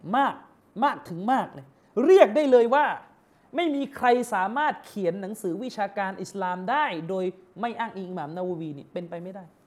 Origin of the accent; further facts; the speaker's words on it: Yala, Thailand; ผมเป็นคนยะลา